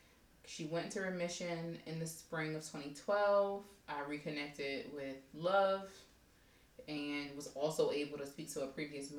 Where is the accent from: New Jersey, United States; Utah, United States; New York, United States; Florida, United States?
New Jersey, United States; East Orange; now in Pittsburgh, United States; I'm from East Orange, New Jersey. It is a suburb of Newark, New Jersey.